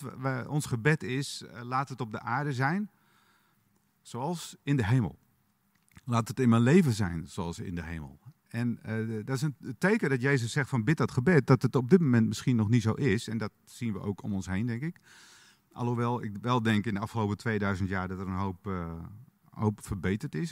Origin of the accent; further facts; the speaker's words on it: Frisian countryside, Friesland, Netherlands; ik ben opgegroeid in het Friese platteland